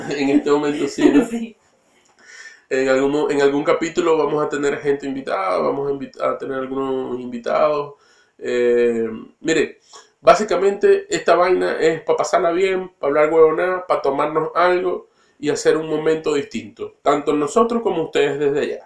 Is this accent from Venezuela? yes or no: yes; Maracaibo, Zulia, Venezuela; now in Coyhaique, Chile; Los dos somos maracuchos